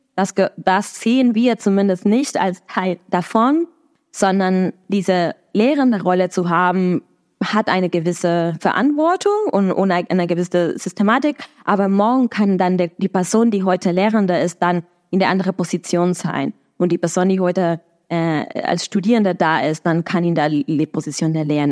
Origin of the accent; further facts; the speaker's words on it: Argentina; German is a second language; now in Berlin, Germany; in Argentinien, das ist, wo ich herkomme